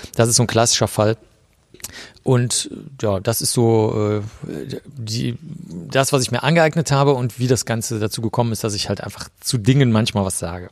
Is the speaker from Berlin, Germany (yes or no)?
no; Cologne, North Rhine-Westphalia, Germany; also born or lived in Bavaria; ich bin in Köln aufgewachsen.